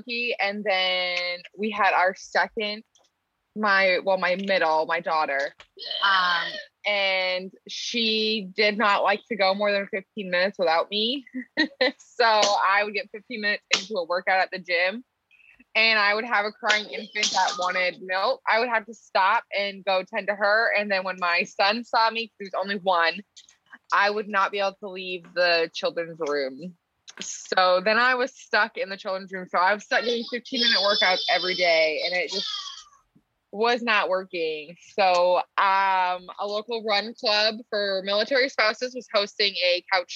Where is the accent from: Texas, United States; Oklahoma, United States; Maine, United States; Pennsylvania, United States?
Maine, United States; also born or lived in California / Virginia; now in Portsmouth, United States; we're from Maine